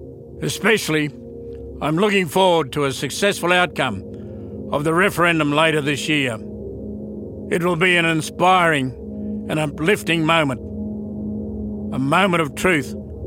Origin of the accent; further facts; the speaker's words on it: Western Australia, Australia; I'm a Yaru Bunnaga man, a long way from my home country, in the land of the Noongar.